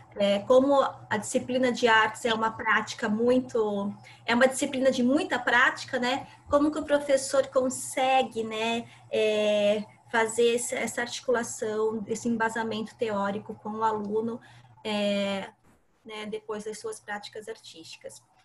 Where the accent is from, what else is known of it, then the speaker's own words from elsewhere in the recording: Santa Catarina, Brazil; moved away as an adult; now in Santos, Brazil; sou de Santa Catarina então, sempre atuei lá. Estou morando aqui em Santos há cinco anos